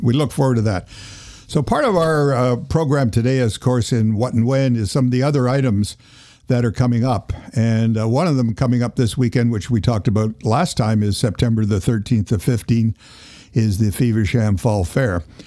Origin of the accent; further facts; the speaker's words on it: Toronto, Ontario, Canada; moved away; I was born in Toronto as well